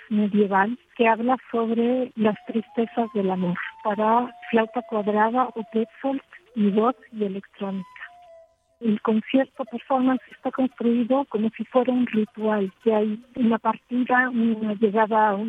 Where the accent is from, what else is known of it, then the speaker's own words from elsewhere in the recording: Spain; vengo de España